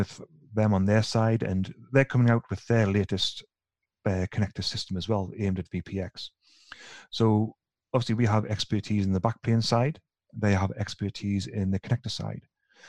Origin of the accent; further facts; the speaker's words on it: the north of England, United Kingdom; now in Sweden; But as soon as I start speaking to my colleagues in Ireland and Scotland, then I kind of revert to type because they are just as bad as I am from the north of England.